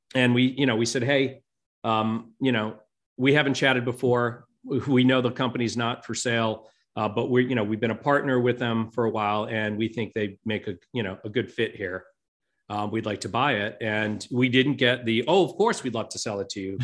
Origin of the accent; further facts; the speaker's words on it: Rhode Island, United States; now in Saint Louis, United States; I grew up on the East Coast in Rhode Island in, uh, in that tiny little state.